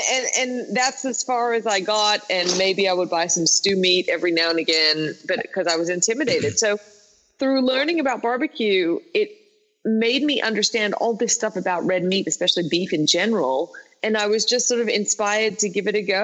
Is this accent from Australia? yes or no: yes; Australia; being Australian